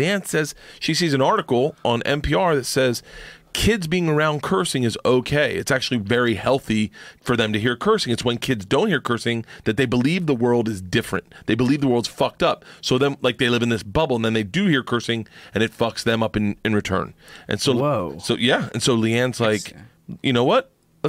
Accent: the South, United States; But I grew up in the South.

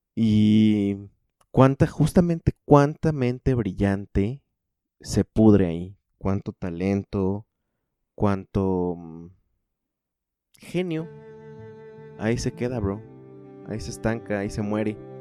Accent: State of Mexico, Mexico; also born or lived in Cocotitlán; yo crecí en el Estado de México en la zona oriente

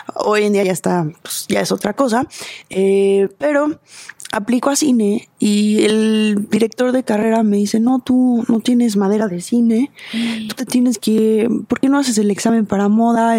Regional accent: Mexico; como diseñadora mexicana

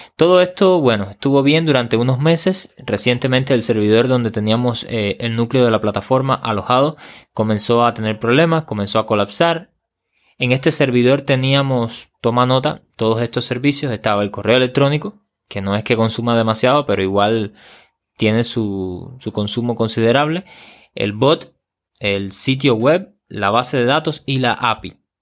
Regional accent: Cuba

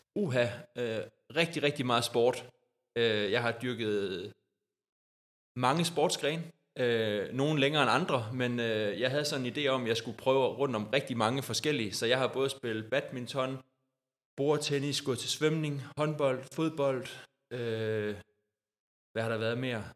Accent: Odder, Central Denmark Region, Denmark; jeg har jo også startet som lille dreng i Odder og spillet håndbold, siden jeg var øh, fire år

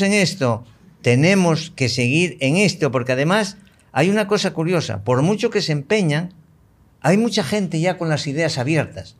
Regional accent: Spain; yo soy español y me siento muy español y me siento español hasta la médula

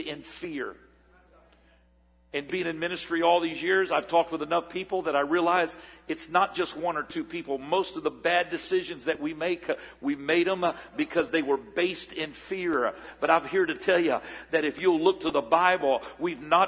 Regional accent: Port St. Joe, Florida, United States; moved away; I was raised in Port St. Joe, Florida. About 2,500 people up in the panhandle of Florida before my family moved here in 1971

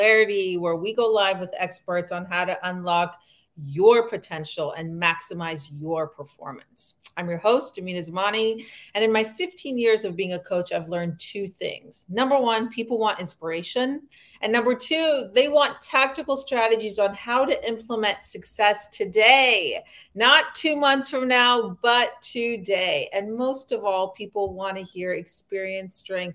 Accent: Afghanistan; English is a second language; now in United States; we're women from Afghanistan, Central Asia.

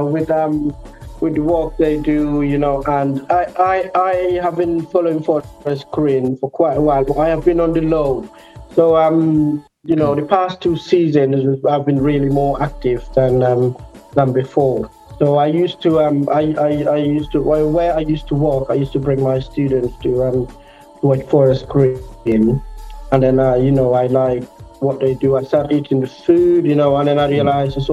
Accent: Gambia; I was born and raised in Gambia, you know, I am Gambian

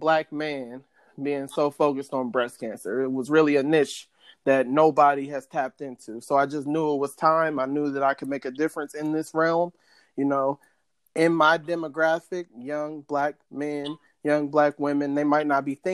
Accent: Copley, Ohio, United States; also born or lived in Akron, Ohio; I was born in Akron, Ohio, home of LeBron James. I was raised by my mom and my dad in the same household. I had an older brother. When I was in first grade, my parents moved to Copley. I went to Copley schools all the way through.

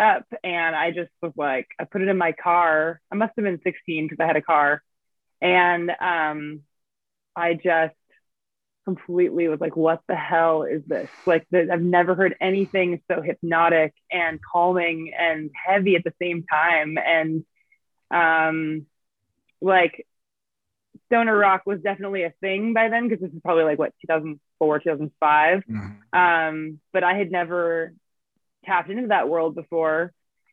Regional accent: Davis, California, United States; I went to the record store in my hometown, which is still there. It's called Armadillo Music in Davis, California.

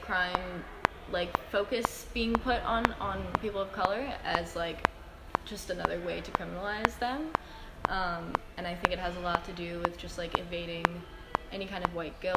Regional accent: United States; my identity as an American citizen and my American passport

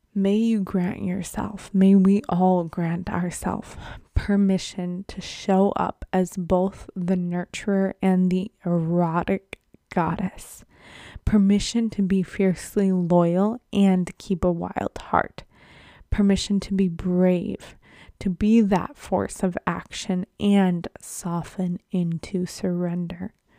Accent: Buffalo, New York, United States; moved away; Buffalo, my hometown

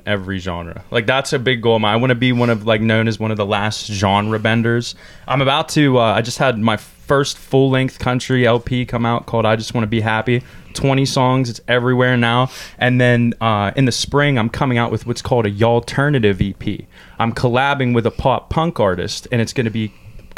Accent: Indiana, Pennsylvania, United States; I'm from Indiana, Pennsylvania

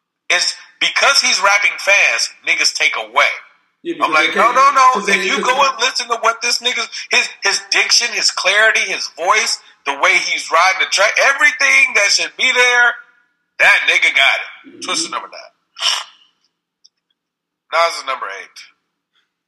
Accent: Houston, Texas, United States; also born or lived in San Francisco Bay Area, California; now in Los Angeles, United States; I grew up in Houston, Texas

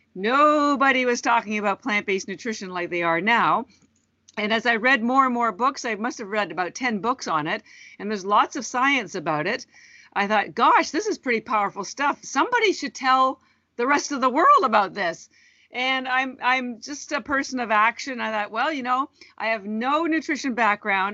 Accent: Canada; also born or lived in Vancouver, Canada; now in Boston, United States; I'm Canadian and originally and, and have lived in Vancouver

